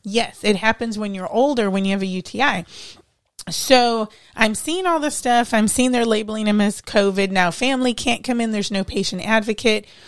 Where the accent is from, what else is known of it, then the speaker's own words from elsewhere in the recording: Cleveland, Ohio, United States; moved away as an adult; I'm from Ohio.